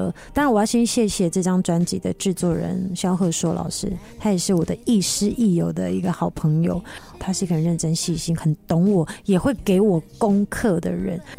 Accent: Taiwan; 因为我们原住民，我们部落每个人都很爱唱歌啊

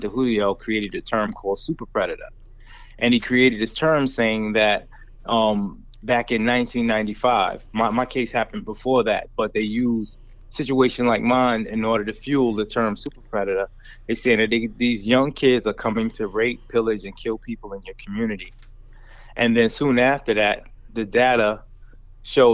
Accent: New York, United States; I grew up in New York during the height of the crack era, in the 80s and 90s

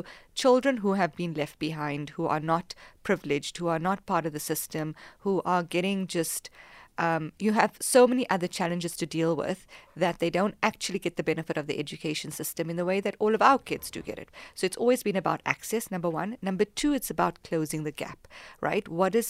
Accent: South Africa; moved away as an adult; I'm South African. Proudly South African. It's in my heart, in my blood, in everything. And I'm not just South African, I'm African

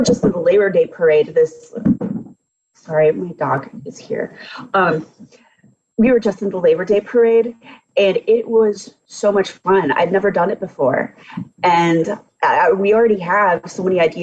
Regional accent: Danville, Illinois, United States; I'm a Danville native

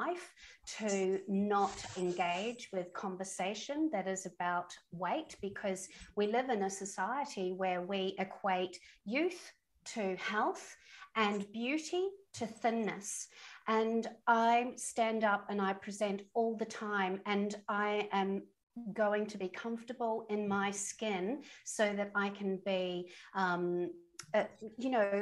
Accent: New Zealand; moved away as an adult; also born or lived in London; I'm a Kiwi, and I come from a sporty family, from a sporting nation

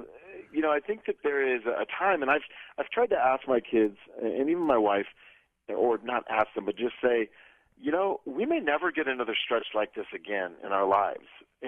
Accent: Iowa, United States; now in Colorado Springs, United States; So I grew up in Iowa, as I mentioned. I live in Colorado Springs now.

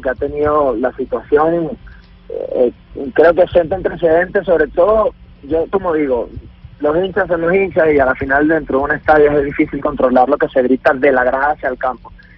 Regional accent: Venezuela; moved away; somos millones los venezolanos

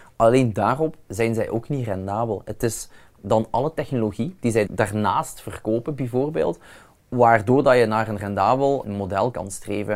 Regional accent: Limburg, Flanders, Belgium; bij ons in Limburg

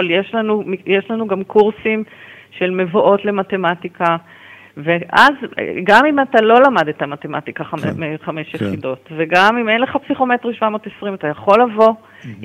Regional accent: Beersheba, Southern District, Israel; born there; כן, נולדתי בבאר שבע.

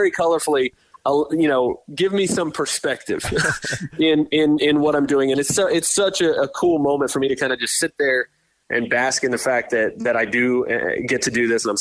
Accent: Tampa, Florida, United States; We grew up in Tampa here

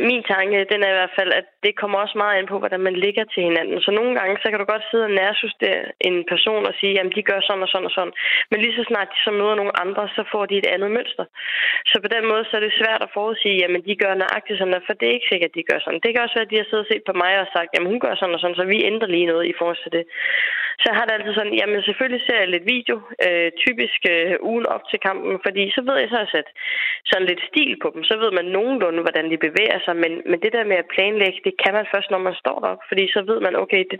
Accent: Denmark; her hjemme i Danmark

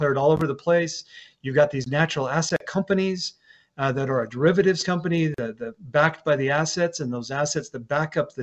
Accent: San Juan County, Utah, United States; I'm from San Juan County, Utah, which has about 15,000 people

